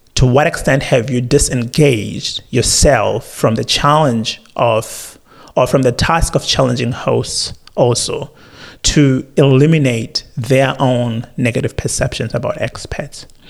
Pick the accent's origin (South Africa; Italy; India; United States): South Africa; now in Australia; as a South African